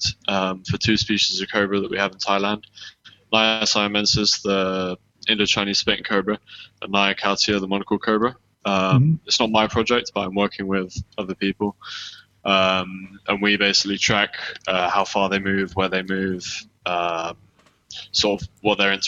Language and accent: English; United Kingdom; accent: south of England; moved away; I'm from Surrey in London. So Greater London.